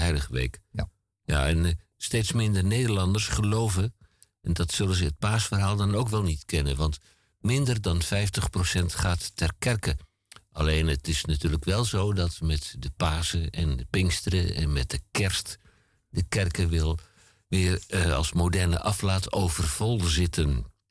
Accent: Antwerp, Flanders, Belgium; now in Netherlands; terug in mijn geboorteland eh, en mijn geboorteplaats Antwerpen.

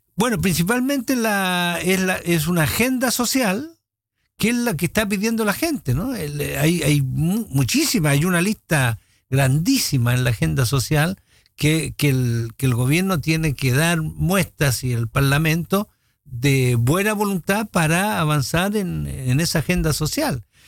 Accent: Chile; Somos todos chilenos

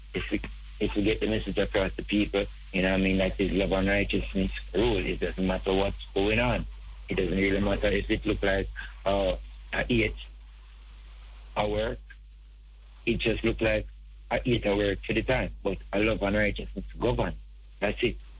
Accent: Saint Catherine, Jamaica; from the parish of St. Catherine in Jamaica

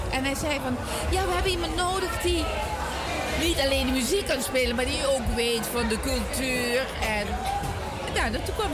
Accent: Limburg, Netherlands; also born or lived in Puerto Rico; Nee, ik, ik kom uit Limburg. Maar ik heb dus 17 jaar in Puerto Rico gewoond

